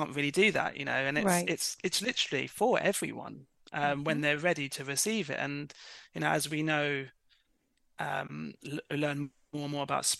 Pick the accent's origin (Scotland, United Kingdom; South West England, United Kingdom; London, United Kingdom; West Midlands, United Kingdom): London, United Kingdom; I was born in London